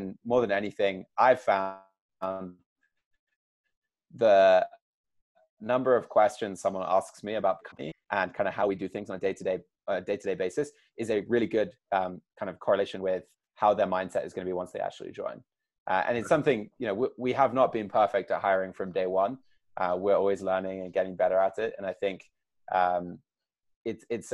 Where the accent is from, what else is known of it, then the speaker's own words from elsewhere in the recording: United Kingdom; accent: English; now in United States; So I was born over here in the States, but did all my growing up over there. Got the accent